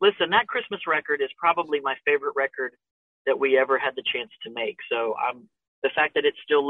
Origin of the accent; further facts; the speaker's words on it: Tampa, Florida, United States; I grew up in Florida, in Tampa